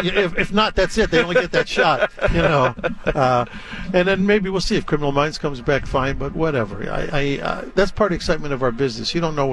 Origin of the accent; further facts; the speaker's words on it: Chicago, Illinois, United States; moved away; I mean, I grew up in Chicago, so all the Chicago teams.